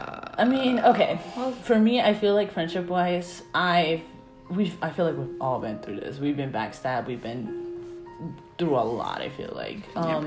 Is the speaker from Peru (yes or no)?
yes; Peru; I'm Peruvian. I don't know.